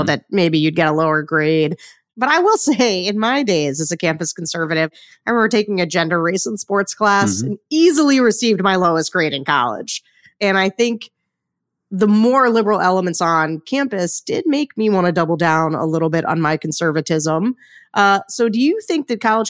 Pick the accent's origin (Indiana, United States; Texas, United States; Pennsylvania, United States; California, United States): Pennsylvania, United States; Central; I'm from Central Pennsylvania, so I grew up hanging out with the Amish